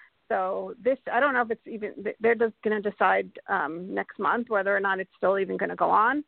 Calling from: Colorado, United States; Yes, hi, I'm from Colorado. I'm from Colorado.

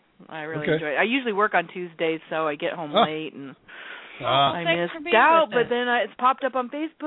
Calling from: Everett, Washington, United States

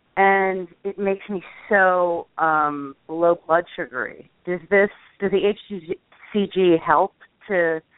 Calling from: Los Angeles, California, United States; I'm calling Los Angeles.

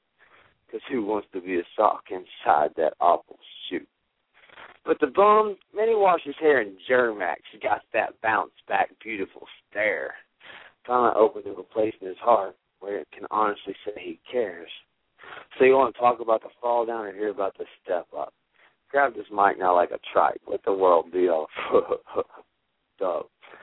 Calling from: Cushing, Oklahoma, United States; also born or lived in Houston, Texas; I am calling from Cushing, Oklahoma.

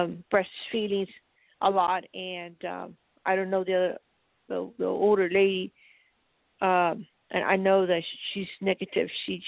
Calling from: Colorado, United States

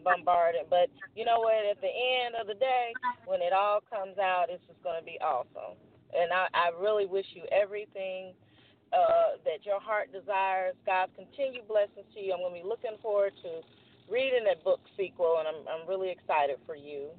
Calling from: Jackson, Tennessee, United States; I'm calling from Jackson, Tennessee.

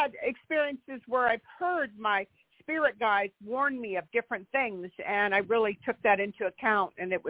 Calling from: California, United States; I'm in California.

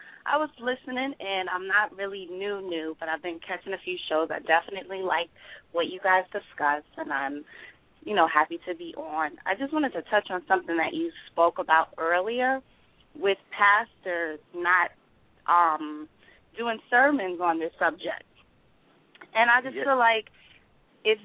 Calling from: New York, United States; I'm from New York, Long Island.

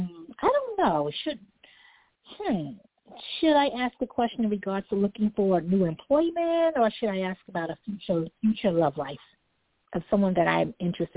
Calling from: New York City, New York, United States; I'm calling from New York City.

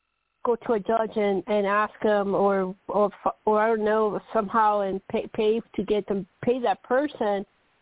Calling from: Colorado, United States

